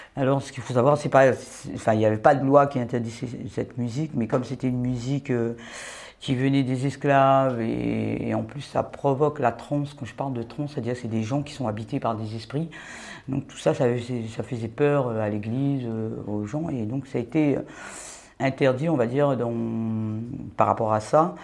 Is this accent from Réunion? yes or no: yes; Réunion; je viens de l'île de la Réunion